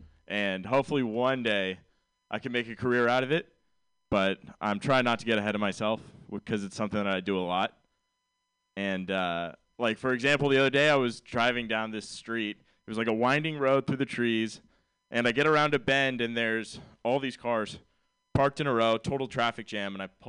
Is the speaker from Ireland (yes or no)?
yes; Ireland; And I'm Irish, so I like hide more weight than you think.